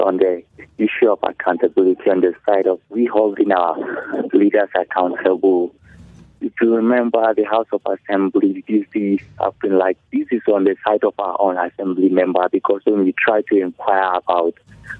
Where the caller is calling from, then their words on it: Mangu, Plateau, Nigeria; calling from Mangu.